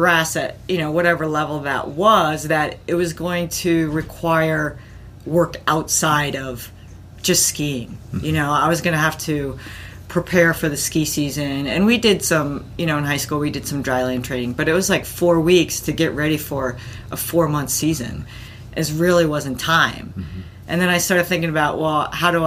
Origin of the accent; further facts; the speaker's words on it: East Coast, United States; also born or lived in Connecticut; now in Boulder, United States; I actually grew up on the East Coast